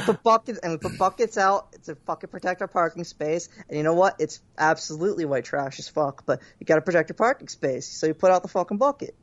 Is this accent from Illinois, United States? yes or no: no; Philadelphia, Pennsylvania, United States; My hometown.